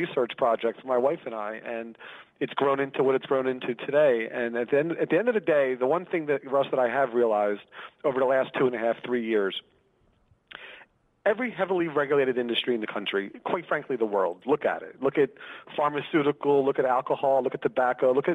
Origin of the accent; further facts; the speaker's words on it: Philadelphia, Pennsylvania, United States; moved away as an adult; now in Los Angeles, United States; I live in Los Angeles now. I'm originally from Philadelphia, Pennsylvania.